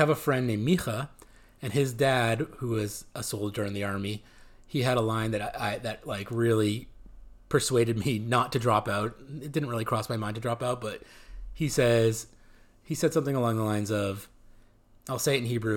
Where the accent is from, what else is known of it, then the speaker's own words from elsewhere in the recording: Massachusetts, United States; moved away as an adult; also born or lived in Israel; now in California, United States; how I came from Massachusetts, and we found ourselves in the Israeli army